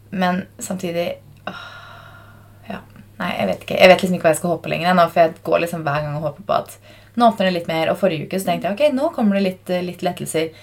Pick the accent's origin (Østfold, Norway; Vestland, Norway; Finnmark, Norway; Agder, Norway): Østfold, Norway; Fredrikstad; now in Oslo, Norway; jeg var hjemme i Fredrikstad i helgen